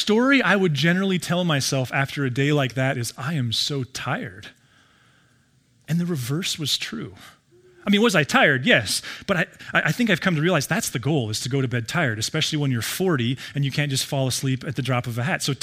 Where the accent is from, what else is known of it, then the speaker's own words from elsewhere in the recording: Billings, Montana, United States; I grew up in Billings